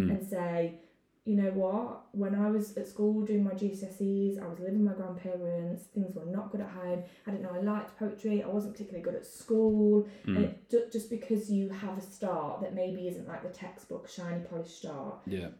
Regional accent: Arnold, East Midlands, United Kingdom; also born or lived in Forest Fields, Nottingham; I grew up in Arnold, but I grew up with my grandparents from the age of about 12.

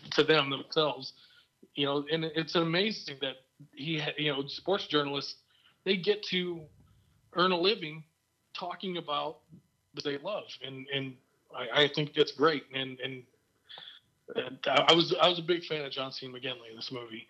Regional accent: Bear Country, Midwest, United States; I grew up in Bear Country

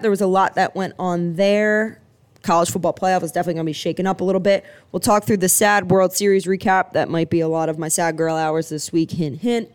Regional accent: Philadelphia, Pennsylvania, United States; now in Clemson, United States; I am from Philadelphia, Pennsylvania, but currently reside in Clemson, South Carolina

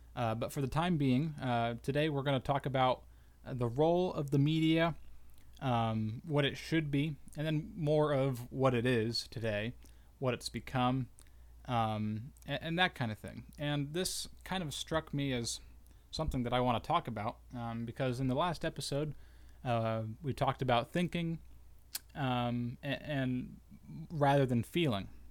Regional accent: United States; as good American citizens

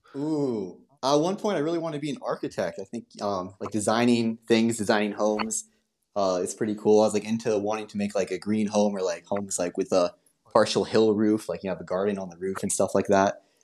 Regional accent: United States; I'm American.

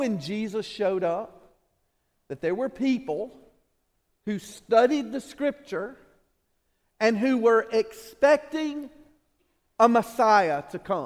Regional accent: Alabama, United States; we're from Alabama

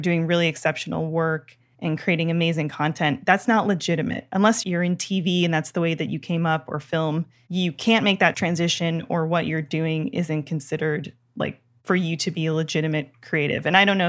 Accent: Toronto, Ontario, Canada; now in United States; I grew up in Toronto.

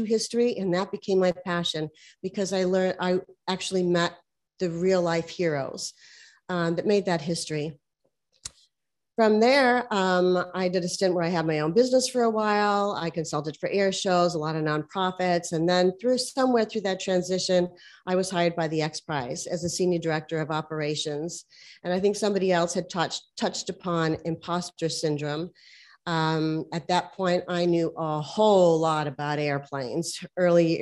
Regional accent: Hawaii, United States; I'm originally from Hawaii

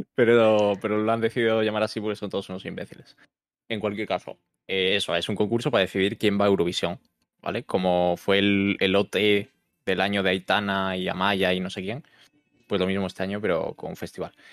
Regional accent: Galicia, Spain; yo soy gallego

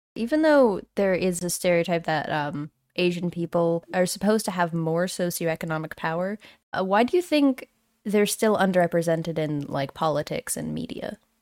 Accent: New Brunswick, Canada; I was born in New Brunswick, and my dad immigrated here from the Philippines

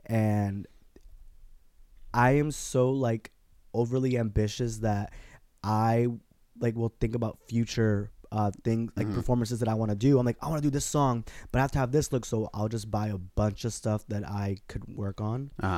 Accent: Newburgh, New York, United States; Oh, I'm from right here, Newburgh, New York.

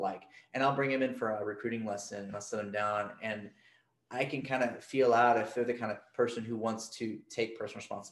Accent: Arkansas, United States; now in Atlanta, United States; I am from Arkansas

